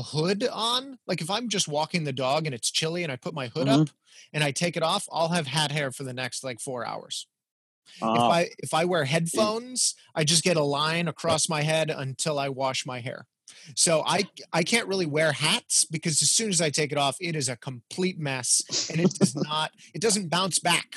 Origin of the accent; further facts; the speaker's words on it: El Paso, Texas, United States; moved away; I grew up in El Paso, Texas